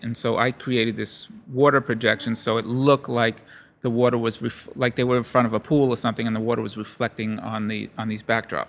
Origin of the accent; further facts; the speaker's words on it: Brooklyn, New York, United States; also born or lived in Long Island; I grew up in Brooklyn